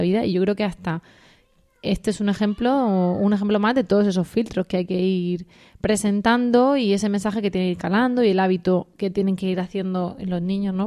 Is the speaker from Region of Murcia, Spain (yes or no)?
yes; Region of Murcia, Spain